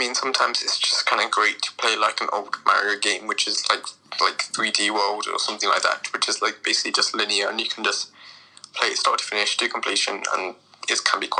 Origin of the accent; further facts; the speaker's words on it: United Kingdom; as a British person, there are certain accents I just can't tolerate from other British people.